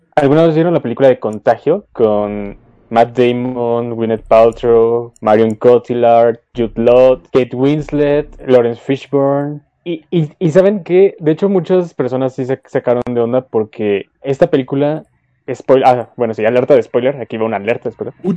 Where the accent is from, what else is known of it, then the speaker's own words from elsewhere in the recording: Mexico City, Mexico; obviamente somos de la Ciudad de México